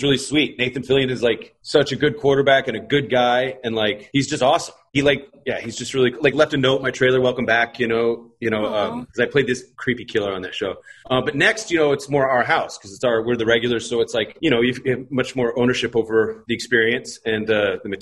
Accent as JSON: {"language": "English", "region": "Iowa", "country": "United States", "said": "I'm from Iowa. My dad worked for John Deere."}